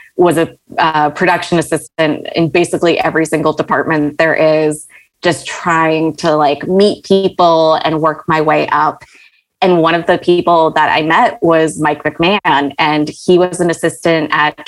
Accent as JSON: {"language": "English", "town": "Riyadh", "region": "Riyadh Province", "country": "Saudi Arabia", "tie": "born or raised there", "also_born_or_lived": "Malaysia", "said": "And I was born in Malaysia and we moved to Saudi Arabia in Riyadh, small compound, no television."}